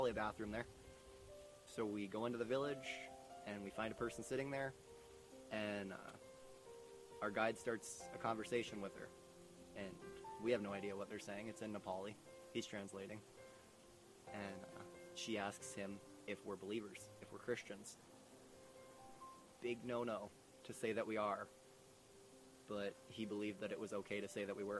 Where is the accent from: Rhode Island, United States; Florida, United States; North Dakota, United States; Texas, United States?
North Dakota, United States; Minot; moved away as an adult; I am from Minot, North Dakota